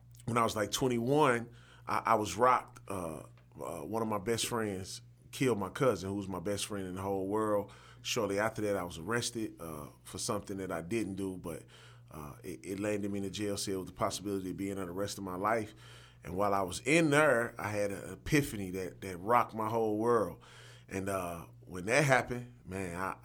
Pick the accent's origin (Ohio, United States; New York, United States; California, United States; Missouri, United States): Missouri, United States; St. Louis; also born or lived in Mississippi; I'm a St. Louis native. Well, I was born in Mississippi